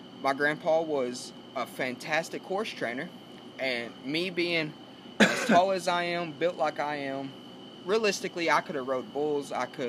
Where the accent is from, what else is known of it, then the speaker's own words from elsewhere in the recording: Sanger, Texas, United States; Technically, the story starts as a young kid in Texas.